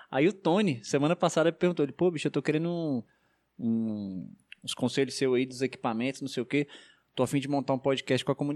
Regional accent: Brasília, Federal District, Brazil; Sou de lá, irmão.

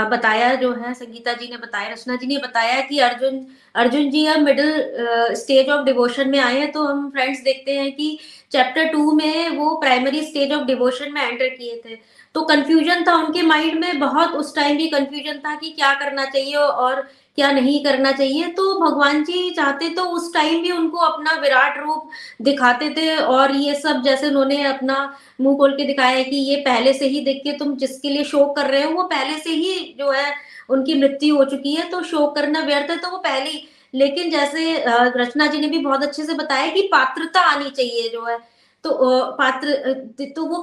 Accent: India; born there; क्योंकि फ्रेंड्स हम सभी लोग हम ब्लेस्ड है भारत में पैदा हुए हैं और पूजा तो हम लोग सभी बचपन से ही करते आ रहे हैं

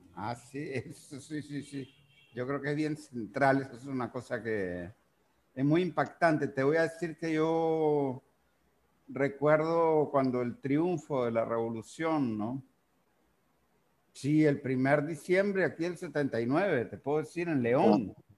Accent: Uruguay; now in Nicaragua; yo, por ejemplo nací en Uruguay

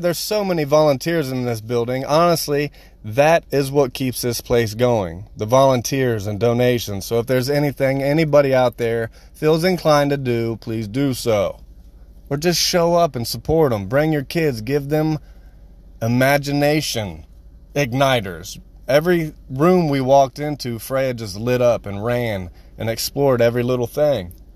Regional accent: Marion, Ohio, United States; Here in my hometown, I'm from Marion

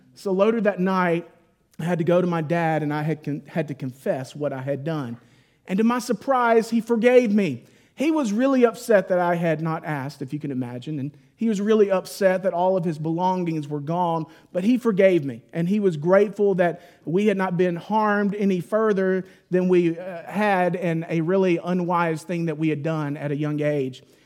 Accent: Mississippi, United States; moved away; I grew up in Mississippi

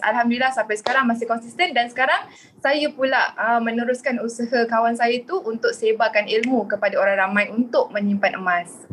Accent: Kuala Lumpur, Malaysia; saya berasal dari Kuala Lumpur

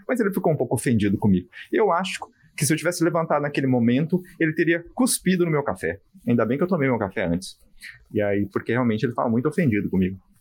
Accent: Brazil; eu sou brasileiro

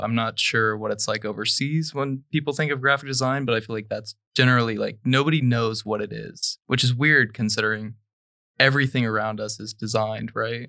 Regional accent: Dayton, Ohio, United States; I'm from Dayton, Ohio.

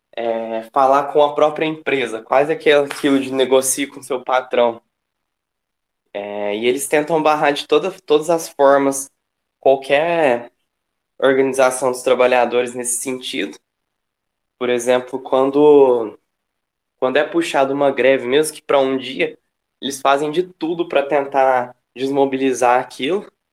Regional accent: Franca, São Paulo, Brazil; also born or lived in Uberaba, Minas Gerais; sou de um pouco mais longe, assim, no estado, sou de Franca. E eu estudo em Uberaba, que é em Minas.

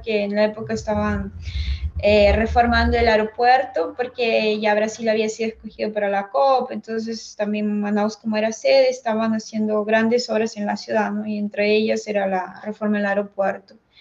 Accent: Huancayo, Junín, Peru; moved away as an adult; now in Brazil; yo soy de Huancayo

